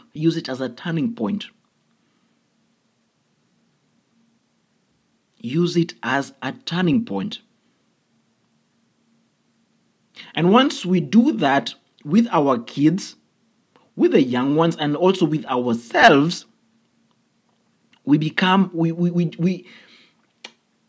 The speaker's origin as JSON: {"language": "English", "country": "Kenya", "said": "I come from an African background, I come from Kenya"}